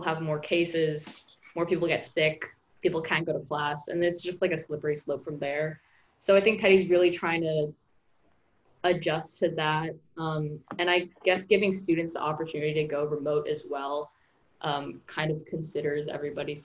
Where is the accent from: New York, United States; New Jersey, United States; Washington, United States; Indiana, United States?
New York, United States; New York City; I'm a senior, I'm a boarder, I'm from New York City